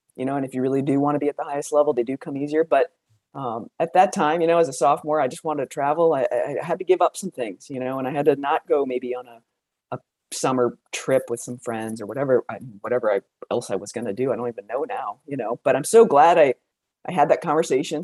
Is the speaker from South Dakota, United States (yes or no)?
yes; Aberdeen, South Dakota, United States; I grew up in South Dakota. I was born in Aberdeen, South Dakota.